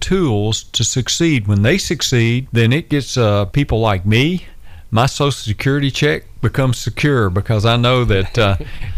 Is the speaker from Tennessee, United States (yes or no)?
yes; Madison, Tennessee, United States; I grew up in Madison